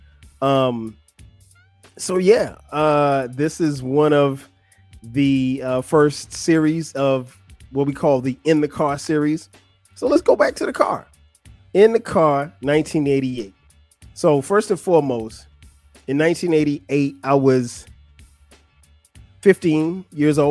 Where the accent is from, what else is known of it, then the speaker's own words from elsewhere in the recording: Florence, South Carolina, United States; moved away; I grew up in Florence, South Carolina. It's not a big place, but it's home.